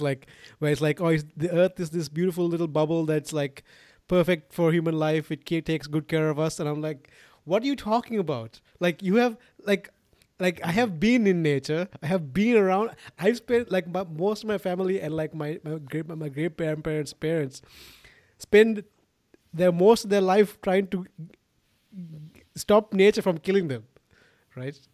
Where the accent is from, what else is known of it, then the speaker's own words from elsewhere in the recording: Sri Lanka; moved away; I'm from Sri Lanka origi-, originally. And, you know, like, it's so weird 'cause when I was growing up, we sort of got everything from the West